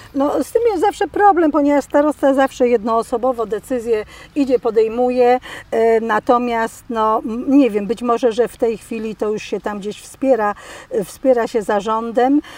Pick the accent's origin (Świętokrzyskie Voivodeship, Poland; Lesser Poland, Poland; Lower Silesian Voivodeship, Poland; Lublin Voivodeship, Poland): Lower Silesian Voivodeship, Poland; Milicz; jestem rodowitą Miliczanką